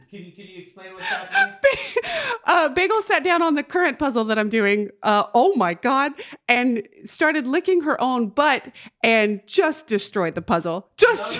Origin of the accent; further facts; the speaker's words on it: North Carolina, United States; moved away as an adult; now in Los Angeles, United States; my hometown in North Carolina.